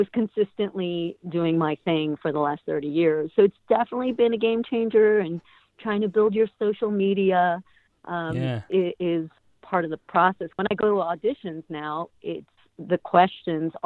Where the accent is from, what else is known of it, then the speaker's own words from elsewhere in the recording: Chicago, Illinois, United States; moved away; I grew up in Chicago. When I was back in Chicago at like 15, 16 years old